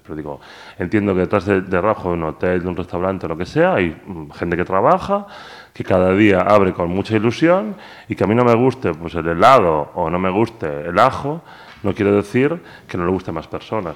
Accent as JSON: {"language": "Spanish", "town": "Pontevedra", "region": "Galicia", "country": "Spain", "said": "Todo el mundo sabe que soy de Pontevedra, que soy gallego"}